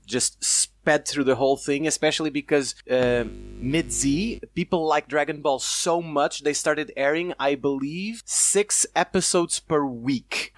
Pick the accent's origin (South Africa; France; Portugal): Portugal; I'm from Portugal